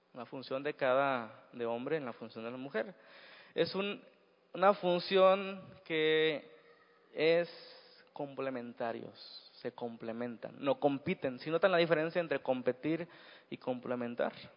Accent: Mexico; Así somos los mexicanos

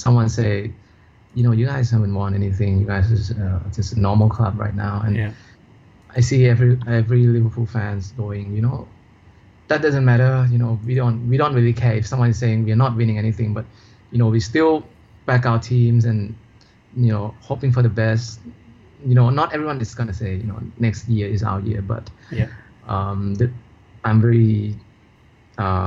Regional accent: Thailand; I'm from Thailand

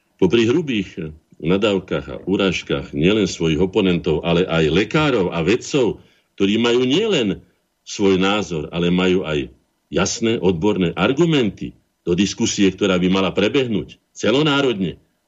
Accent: Slovakia; sme ako Slováci aj štát boli prví na svete

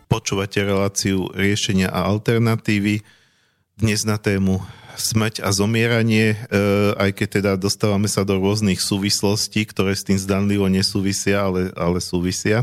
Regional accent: Slovakia; ja som Slovák

